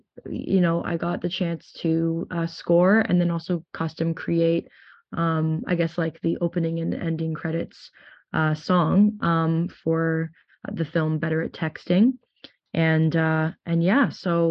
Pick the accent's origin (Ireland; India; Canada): Canada; Toronto, Ontario; moved away as an adult; also born or lived in United States / Nashville / Los Angeles; I'm originally from Toronto, Canada